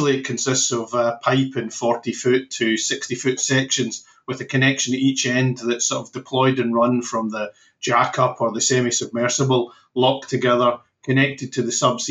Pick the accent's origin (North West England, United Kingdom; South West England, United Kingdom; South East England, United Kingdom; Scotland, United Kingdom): Scotland, United Kingdom; West Coast of; I'm from the West Coast, but West Coast of Scotland.